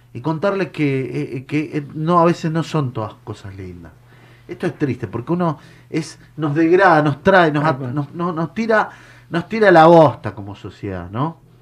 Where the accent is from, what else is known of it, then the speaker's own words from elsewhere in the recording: Argentina; somos argentinos